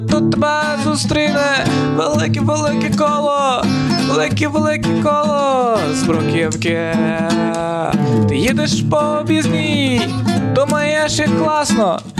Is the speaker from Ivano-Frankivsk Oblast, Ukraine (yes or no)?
yes; Ivano-Frankivsk, Ivano-Frankivsk Oblast, Ukraine; Це ж Франківськ, о, мій рідний Франківськ, як я люблю свій Франківськ.